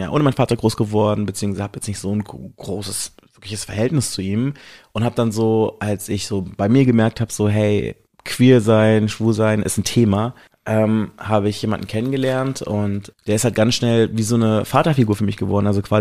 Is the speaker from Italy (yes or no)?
yes; Italy; ich bin eigentlich Italiener